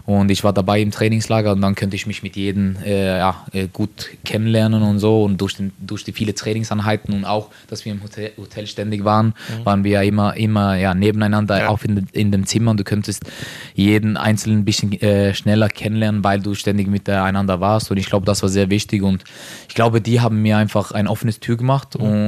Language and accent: German; Norway; German is a second language; moved away as an adult; also born or lived in Sweden; now in Linz, Austria; ich bin aufgewachsen in Norwegen, äh, aber ich habe Eltern von Kosovo